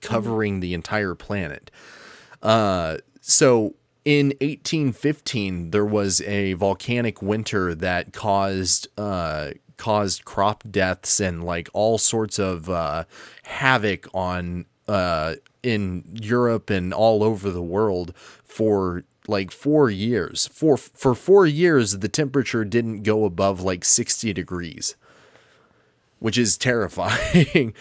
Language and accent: English; United States; I'm American and I use the imperial system.